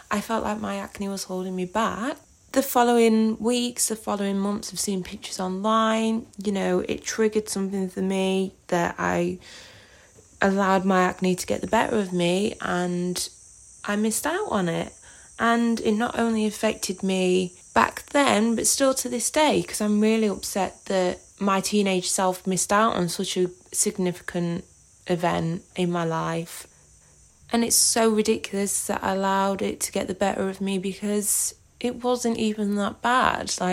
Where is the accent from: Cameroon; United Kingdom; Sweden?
United Kingdom; East Midlands; now in Australia; I am originally from Derbyshire in the UK, but I currently live in the Northern Territory in Australia.